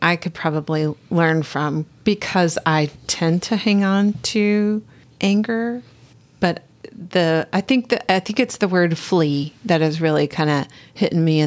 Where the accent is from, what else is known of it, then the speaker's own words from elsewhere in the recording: California, United States; I grew up in California